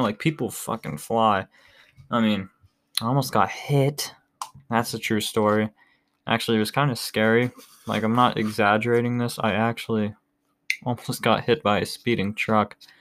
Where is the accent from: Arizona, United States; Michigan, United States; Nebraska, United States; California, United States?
Arizona, United States; now in Ohio, United States; I was born in Arizona